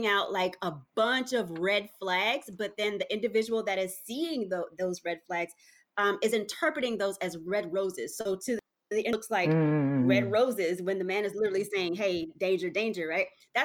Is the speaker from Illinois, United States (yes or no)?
no; Texas, United States; So I came to Texas. I'm from Texas. I came into Texas as a teenager